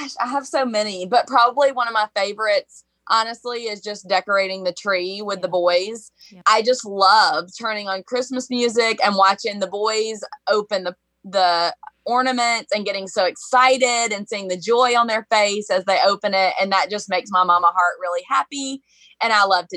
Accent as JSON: {"language": "English", "town": "Birmingham", "region": "Alabama", "country": "United States", "said": "you will hear me say y'all a lot because I'm from Birmingham, Alabama"}